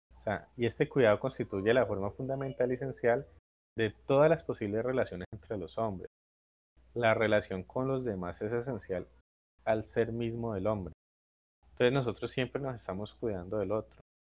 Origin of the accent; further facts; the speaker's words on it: Colombia; como colombiano